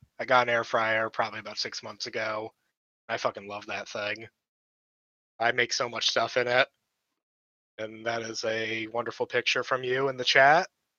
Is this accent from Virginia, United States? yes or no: no; Florida, United States